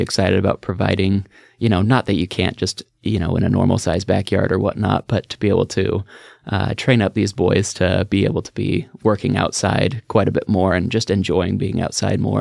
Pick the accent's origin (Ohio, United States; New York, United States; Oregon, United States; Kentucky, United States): Oregon, United States; Beaverton; I grew up in the just outside Portland, um, Beaverton area